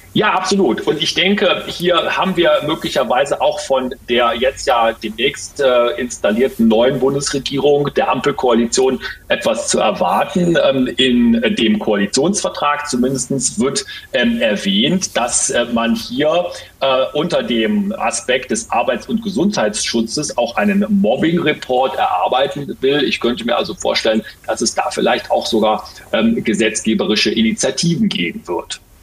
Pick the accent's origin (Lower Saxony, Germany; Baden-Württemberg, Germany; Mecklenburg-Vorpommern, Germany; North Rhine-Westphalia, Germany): North Rhine-Westphalia, Germany; Ruhr area; hier bei uns im Ruhrgebiet